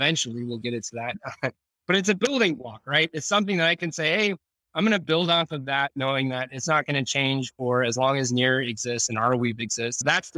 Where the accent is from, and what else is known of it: Portland, Oregon, United States